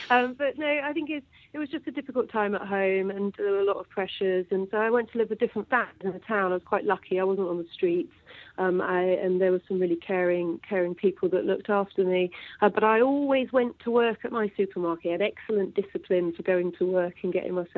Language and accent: English; Yorkshire and the Humber, United Kingdom; But I was brought up in Yorkshire, single-parent family, brought up by my mum, really good relationship with my dad, state school educated